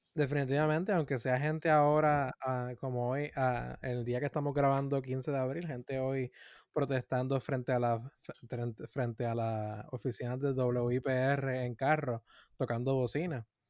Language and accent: Spanish; Puerto Rico; como puertorriqueños